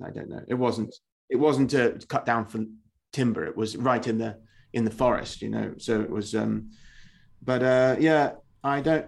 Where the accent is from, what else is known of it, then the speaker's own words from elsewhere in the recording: England, United Kingdom; I am an Englishman